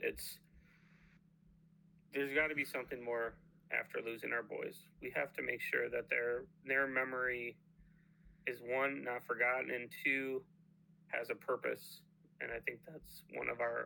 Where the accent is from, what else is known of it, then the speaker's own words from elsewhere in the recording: Buffalo, New York, United States; moved away as an adult; also born or lived in Idaho; now in Delaware, United States; We're from Buffalo, New York.